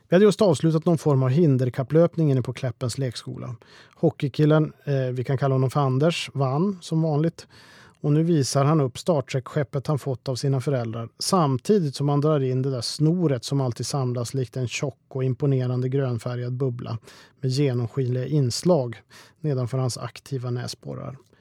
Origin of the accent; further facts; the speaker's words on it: Sweden; hemma i Sverige